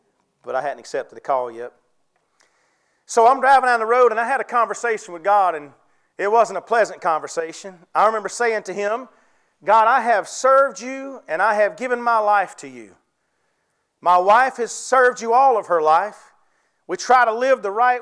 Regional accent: Ware Shoals, South Carolina, United States; I'm from Ware Shoals

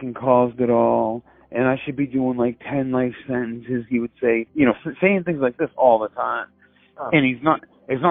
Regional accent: Pepperell, Massachusetts, United States; we're both from Pepperell

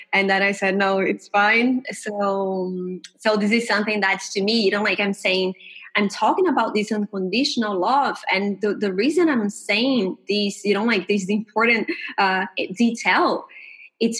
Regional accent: Brazil; I'm from Brazil

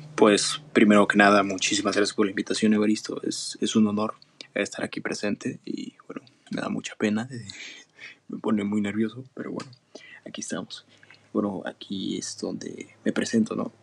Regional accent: Mexico; toda mi familia es española, pero yo soy el primer mexicano

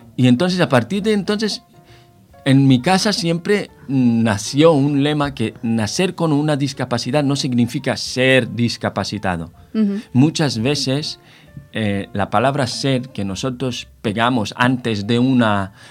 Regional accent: Israel; moved away as an adult; now in Spain; Soy israelí de origen, eh, nacionalizado ya en, eh, España. Eh, llevo 18 años en España

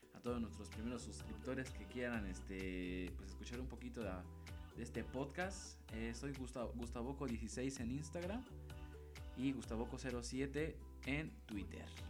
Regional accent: Mexico; como buen mexicano

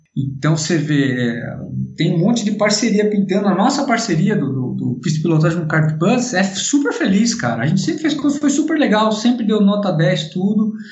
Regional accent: Brazil; como brasileiros

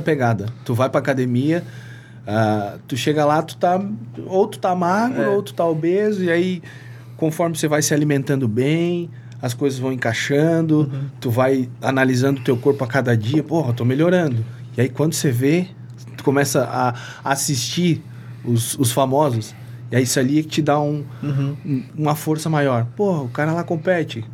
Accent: Lages, Santa Catarina, Brazil; also born or lived in Antônio Carlos / Ibirama / Presidente Getúlio; now in Rio do Sul, Brazil; Eu sou natural de Lages. Lages. Isso, mas morava. É, vim, vim descendo. Lages, Antônio Costa, Itaió, Presidente Getúlio, agora moro em Rio do Sul.

